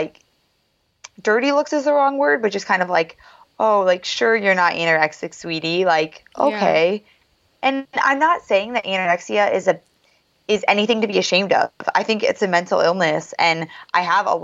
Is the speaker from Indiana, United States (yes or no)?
yes; South Bend, Indiana, United States; my family's from the same city where Notre Dame is